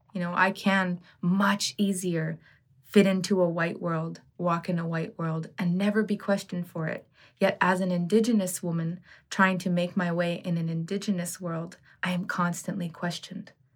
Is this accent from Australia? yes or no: no; Ottawa, Ontario, Canada; growing up in Ottawa